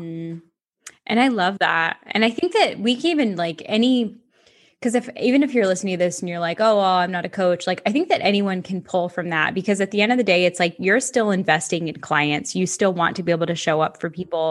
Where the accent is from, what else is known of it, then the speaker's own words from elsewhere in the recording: Ocala, Florida, United States; Ocala, Central Florida.